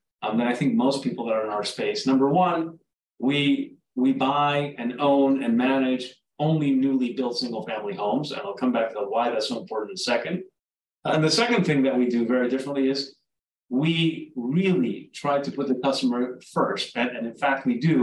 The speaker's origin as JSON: {"language": "English", "region": "South Florida", "country": "United States", "tie": "born or raised there", "also_born_or_lived": "Uruguay", "said": "I'm originally from Uruguay, South America. I grew up in South Florida"}